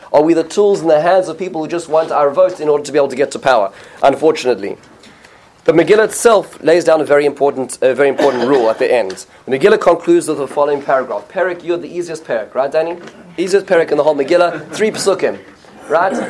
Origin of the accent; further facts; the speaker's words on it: United States; as American Jews